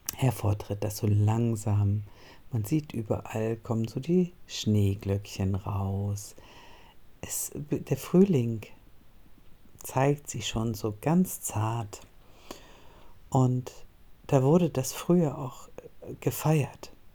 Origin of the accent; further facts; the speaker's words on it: Northern Germany, Germany; moved away as an adult; also born or lived in Cologne; ich komme aus Norddeutschland